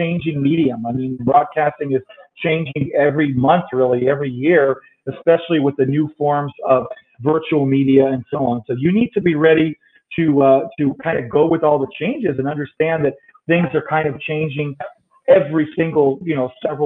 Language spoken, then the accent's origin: English; El Paso, Texas, United States; also born or lived in Los Angeles, California / Chicago, Illinois; I was born in LA in 1970, lived there till I was 8 and then moved to El Paso